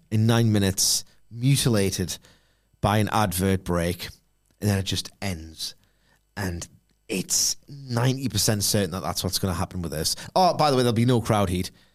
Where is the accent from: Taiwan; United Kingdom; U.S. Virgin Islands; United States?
United Kingdom; I'm 38 and I'm British